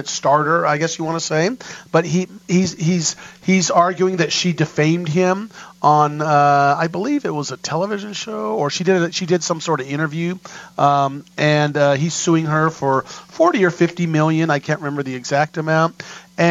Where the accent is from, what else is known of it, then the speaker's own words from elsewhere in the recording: New York, United States; I'm from New York.